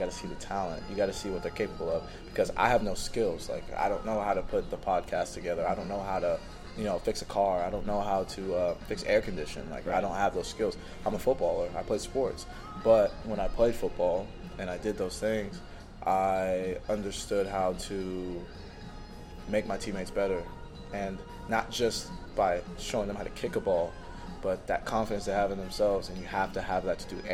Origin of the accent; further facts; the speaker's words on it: Houston, Texas, United States; now in Denmark; I moved to Houston in second grade. So I was, it was eight-ish.